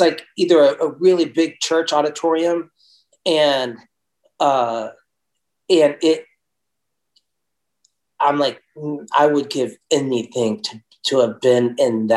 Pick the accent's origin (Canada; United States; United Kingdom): United States; Tampa, Florida; also born or lived in Kansas City; I was born in Kansas City, and when I was 9, moved to Tampa, Florida